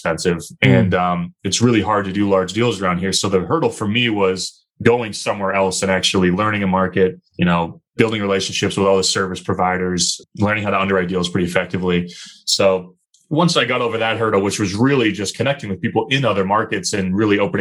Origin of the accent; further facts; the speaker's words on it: Chester, New Hampshire, United States; moved away as an adult; now in Boston, United States; So I grew up southern New Hampshire, a really small town called Chester, New Hampshire